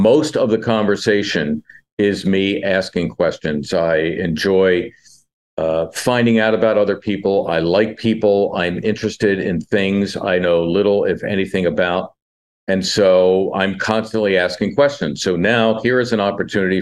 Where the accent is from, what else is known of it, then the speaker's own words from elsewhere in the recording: Philadelphia, Pennsylvania, United States; ever since I was in junior high school growing up in Northeast Philly